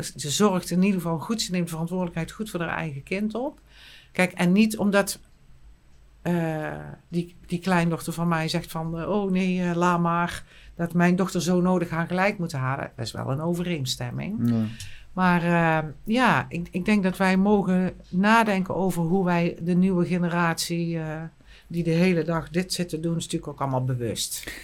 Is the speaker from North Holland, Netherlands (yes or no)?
no; Eindhoven, North Brabant, Netherlands; accent: plat Eindhoven; moved away; ik kan nog echt plat Eindhoven praten. Ik kom dan uit Eindhoven, ik woon er nu niet